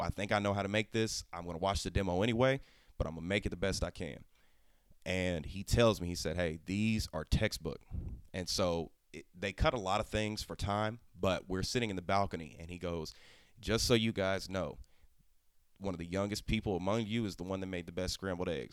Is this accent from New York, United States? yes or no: no; Oklahoma, United States; I'm from Oklahoma.